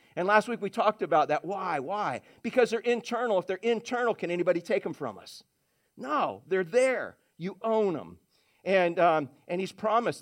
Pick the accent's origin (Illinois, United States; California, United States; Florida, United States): Florida, United States; Orlando; when I grew up in Orange County, Florida, in Orlando